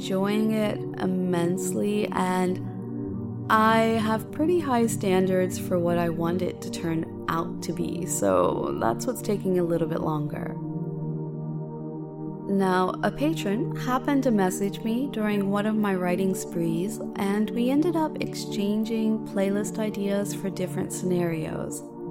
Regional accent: United States; moved away; in my hometown area in the States

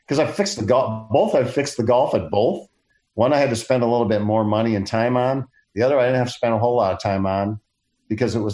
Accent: Detroit, Michigan, United States; I grew up in Detroit

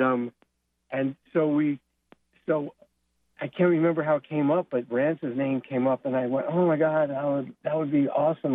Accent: New York City, New York, United States; I grew up in Brooklyn, New York

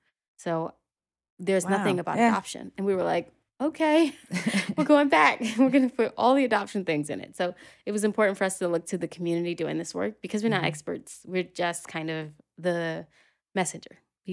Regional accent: Philadelphia, Pennsylvania, United States; now in New York, United States; Born and raised, born and raised, yeah.

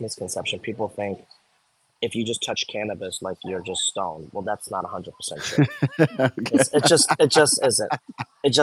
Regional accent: Miami, Florida, United States; I grew up in Florida. Yeah, well, I grew up in Miami

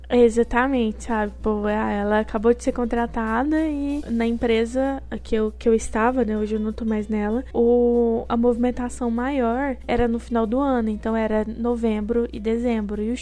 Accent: Paraná, Brazil; accent: Minas Gerais; now in Minas Gerais, Brazil; eu sou do Paraná apesar de do sotaque mineiro e morar em Minas por enquanto, eu sou paranaense.

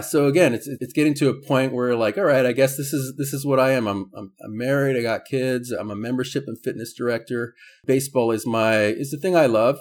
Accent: San Diego, California, United States; born and raised in San Diego

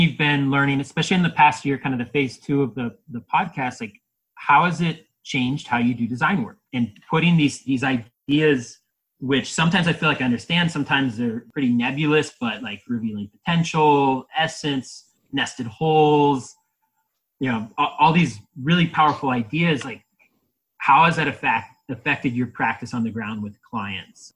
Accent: Ohio, United States; moved away; I'm from Ohio, and that's that's what we find in our soils when we start digging

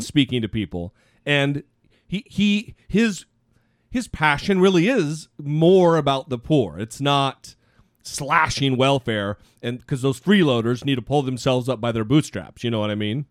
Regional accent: Idaho, United States; my home state of Idaho

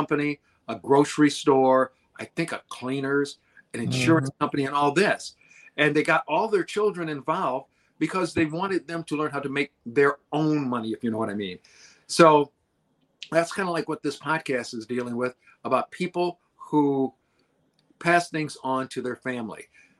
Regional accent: Detroit, Michigan, United States; I said, hi, Mr. McCartney. … I'm from Detroit.

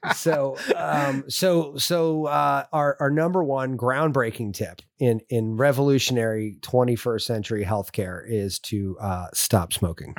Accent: California, United States; moved away; I grew up in California

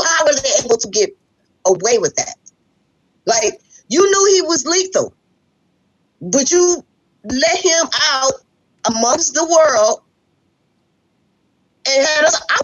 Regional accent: Detroit, Michigan, United States; also born or lived in Oak Park, Michigan / Warren, Michigan; I was born and raised in Detroit

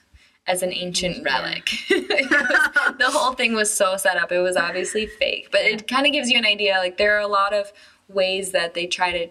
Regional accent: Wisconsin, United States; moved away as an adult; now in China; I know I say I'm from Wisconsin in every single episode, but I'm from Wisconsin.

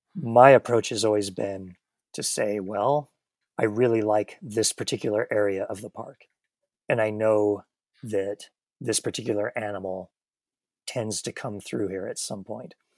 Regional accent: Missoula, Montana, United States; moved away as an adult; now in Bozeman, United States; Missoula, Montana, which is my hometown and about three hours away from where I'm currently living in Bozeman.

